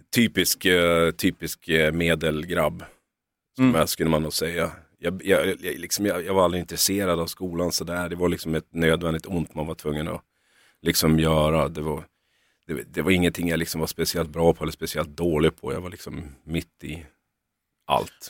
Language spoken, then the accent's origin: Swedish; Norrland, Sweden; moved away as an adult; now in Stockholm, Sweden; Vi, vi är från Norrland